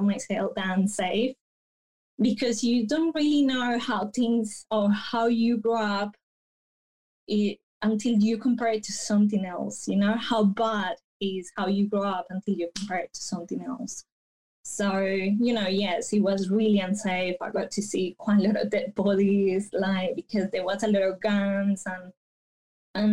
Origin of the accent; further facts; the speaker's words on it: Bello, Antioquia, Colombia; also born or lived in Medellín; I grew up like half an hour away from Medellin in this town called Bello